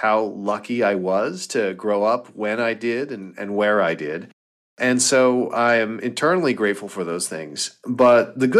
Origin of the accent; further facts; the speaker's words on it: Los Angeles, California, United States; moved away as an adult; also born or lived in Boston / Stanford; now in Silicon Valley, United States; growing up in Los Angeles was just the way you grow up.